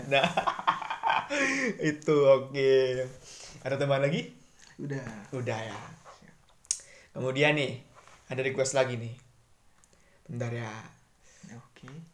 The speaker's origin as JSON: {"language": "Indonesian", "town": "Kudus", "region": "Central Java", "country": "Indonesia", "tie": "born or raised there", "said": "Kalau saya asli Kudus."}